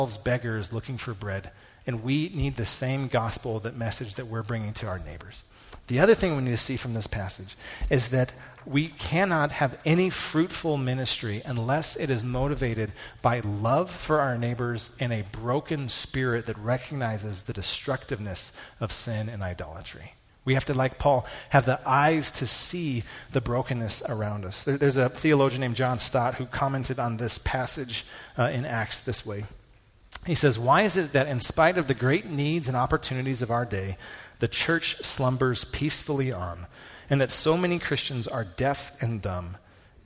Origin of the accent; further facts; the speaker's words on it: United States; as American evangelicals